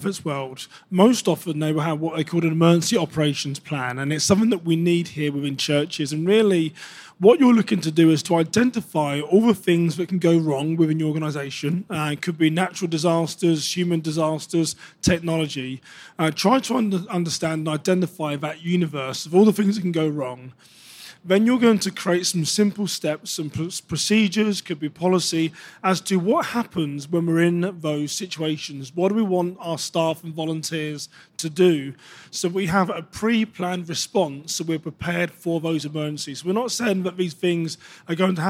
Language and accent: English; United Kingdom; moved away as an adult; now in United States; I've got a background as a British law enforcement officer. When I first emigrated here to the US